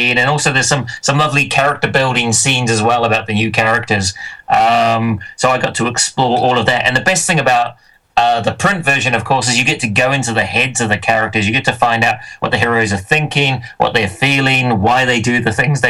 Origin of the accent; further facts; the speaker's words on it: New Zealand; moved away as an adult; now in Scotland, United Kingdom; I'm from New Zealand originally, although I live in Scotland.